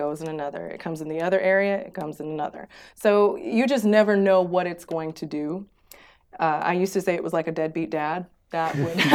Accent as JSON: {"language": "English", "town": "St. Louis", "region": "Missouri", "country": "United States", "also_born_or_lived": "Houston, Texas", "moved": "as an adult", "lives_now": "Abu Dhabi, United Arab Emirates", "said": "I am from St. Louis, Missouri in the United States. I actually moved here in 2011 from Houston, Texas"}